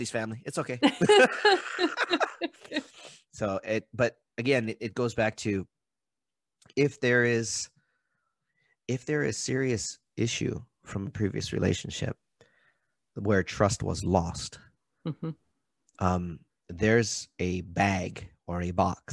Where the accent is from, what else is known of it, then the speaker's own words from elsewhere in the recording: Maui, Hawaii, United States; I'm from Maui. Maui's an interesting place.